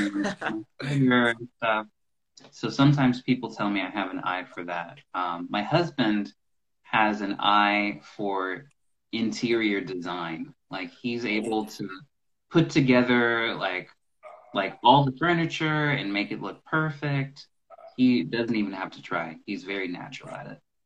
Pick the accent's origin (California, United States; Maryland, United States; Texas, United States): Maryland, United States; now in Nashville, United States; I was born in a place called Maryland, the same the state where uh, Washington D.C. is